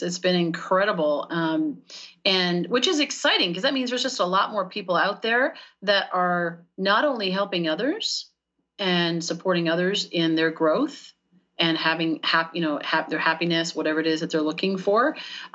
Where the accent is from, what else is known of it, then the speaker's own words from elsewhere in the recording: Canada; moved away as an adult; now in United States; we're in Canada at that time. I'm Canadian, and moved down to the U.S. 6 years ago